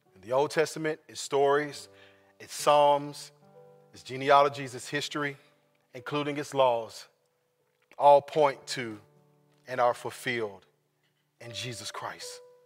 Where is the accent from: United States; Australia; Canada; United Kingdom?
United States; Sacramento, California; I was born in Sacramento, California